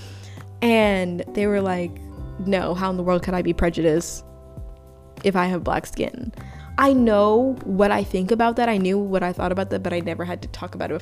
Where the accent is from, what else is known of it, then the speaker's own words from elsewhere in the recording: Uganda; now in United States; I was primarily born and raised in Africa